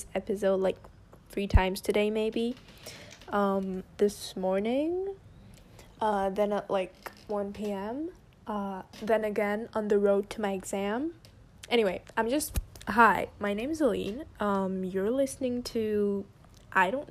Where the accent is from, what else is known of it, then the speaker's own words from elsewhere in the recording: France; first language French; English is a second language; I'm French, okay? English isn't my first language. French is my first language.